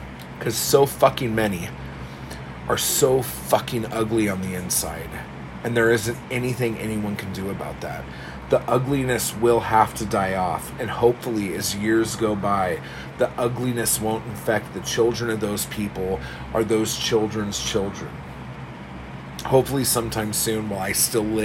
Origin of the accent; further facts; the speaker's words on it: United States; being American